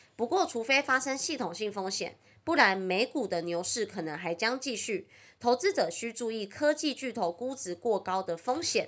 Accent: Taiwan; accent: Taiwanese Mandarin (台湾国语); 我很台湾国语

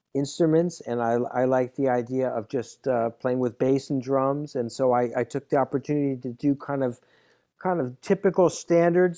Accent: California, United States; moved away; also born or lived in New York / Boston; Palo Alto Jazz, which was right where I grew up in California

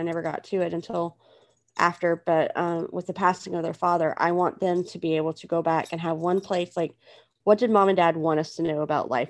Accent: United States; as an American

